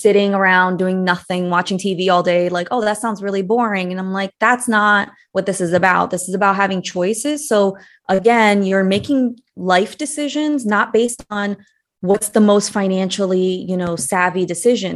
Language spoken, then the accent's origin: English; United States; also born or lived in Brazil; I moved to the States when I was eight years old.